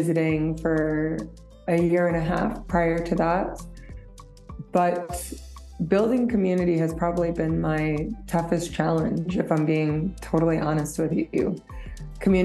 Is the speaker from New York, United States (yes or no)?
yes; New York, United States; moved away as an adult; now in Nairobi, Kenya; I grew up in New York and I moved to Kenya about 4 years ago